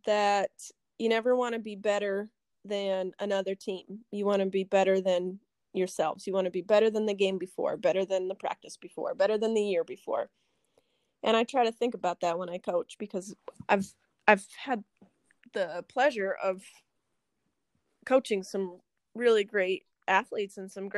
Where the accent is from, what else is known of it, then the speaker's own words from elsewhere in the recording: United States; born and raised in Hewelton, I have so much Purple Pride. I love Hewelton